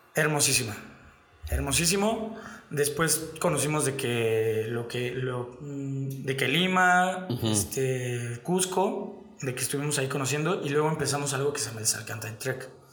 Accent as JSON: {"language": "Spanish", "country": "Mexico", "said": "aquí en México"}